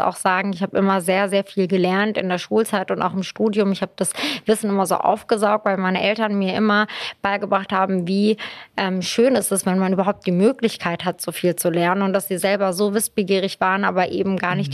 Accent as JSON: {"language": "German", "town": "Hanover", "region": "Lower Saxony", "country": "Germany", "tie": "born or raised there", "also_born_or_lived": "Istanbul, Turkey / Lüdenscheid, Germany", "lives_now": "Berlin, Germany", "said": "habe ich eigentlich meine Kindheit und Teenagerzeit so in Hannover verbracht"}